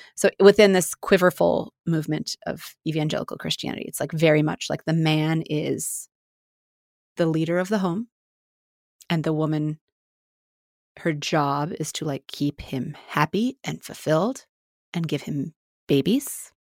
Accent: Independence, Missouri, United States; Mormon life where we grew up in Independence, Missouri

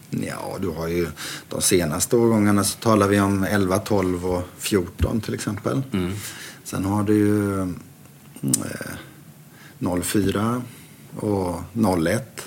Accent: Sweden; Jag var ju ensam svensk det året

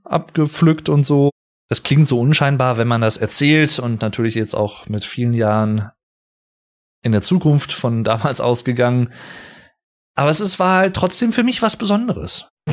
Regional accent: Sauerland, North Rhine-Westphalia, Germany; ich liebe das Sauerland hier. Ich habe auch in einer Folge schon mal etwas mehr über meine Heimat gesprochen

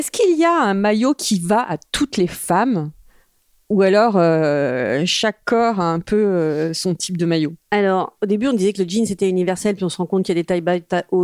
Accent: France; also born or lived in Corsica (summers, ancestry) / China; je suis française et j'ai été élevée à la française avec des marques françaises autour de moi

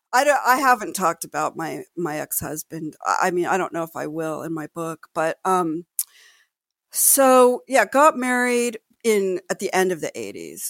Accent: Los Angeles, California, United States; I grew up in Los Angeles, the greater Los Angeles area

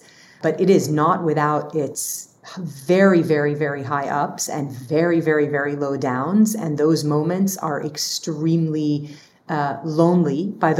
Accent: Dubai, United Arab Emirates; also born or lived in Lebanon; now in United States; Like I'm this kid from Lebanon who grew up in Dubai and moved to the US

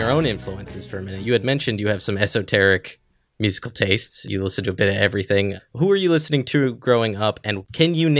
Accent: Princeton, New Jersey, United States; born or raised there; now in Allentown, United States

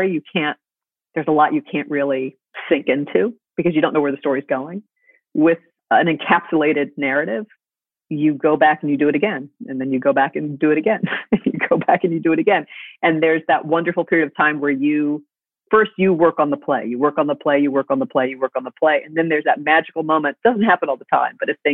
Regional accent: New York City, New York, United States; I grew up in the theater and I grew up in New York City

